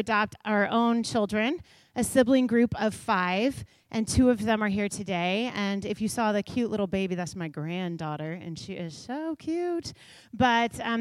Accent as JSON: {"language": "English", "town": "Kansas City", "region": "Missouri", "country": "United States", "tie": "born or raised there", "said": "I grew up in Kansas City"}